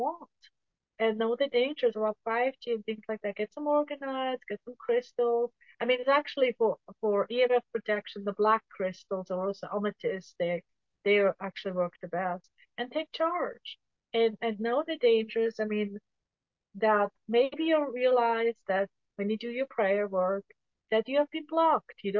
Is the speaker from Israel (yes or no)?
no; Switzerland; now in United States; where I grew up in Switzerland